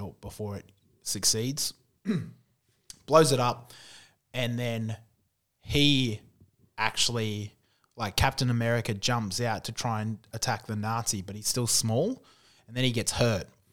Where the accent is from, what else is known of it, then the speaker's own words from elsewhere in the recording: Auckland, New Zealand; where I, where I was born and, and grew up, it's called Otara, and it's the worst part of South Auckland by far